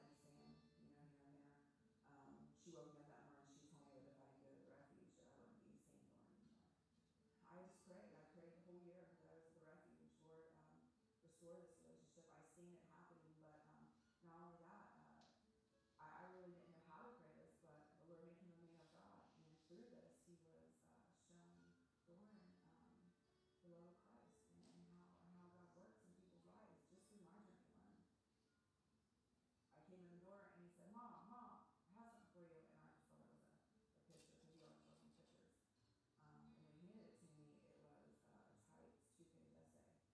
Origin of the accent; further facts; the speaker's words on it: Columbus, Ohio, United States; I'm from Columbus, Ohio